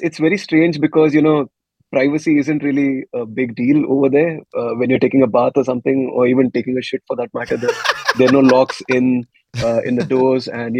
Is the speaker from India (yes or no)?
yes; India; we're Indian